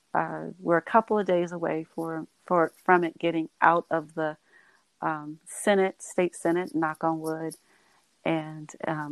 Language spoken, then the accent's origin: English; United States; I'm an American. I was born and raised in the United States of America.